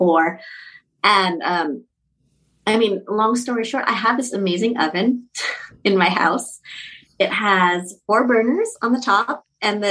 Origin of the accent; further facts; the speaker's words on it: Orange County, Southern California, United States; moved away as an adult; now in Laos; I was raised in Southern California. I was born in OC